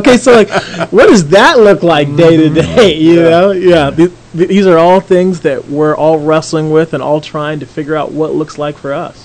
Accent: Philadelphia, Pennsylvania, United States; also born or lived in Toronto, Ontario; now in Indianapolis, United States; I was born in Philadelphia, Pennsylvania

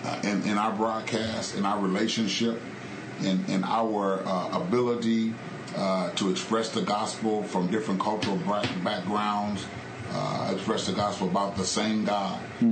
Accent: Indianapolis, Indiana, United States; I'm from Indianapolis.

